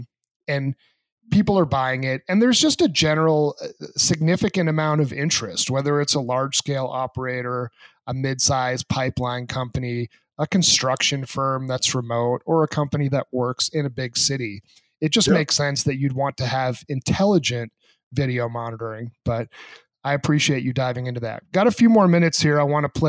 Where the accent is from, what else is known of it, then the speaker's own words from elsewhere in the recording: New England, New Hampshire, United States; growing up in New England